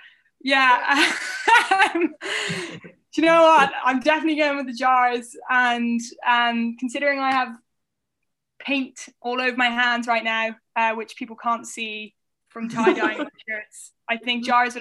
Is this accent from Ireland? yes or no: yes; Ireland; also born or lived in Basingstoke, England / Indiana, United States / Vienna, Austria; I was born in England. I was born in Basingstoke Hospital, and then we moved to Indiana in the States for 3 years. Then we moved to Vienna in Austria, and then we came back to Ireland when I was about 9.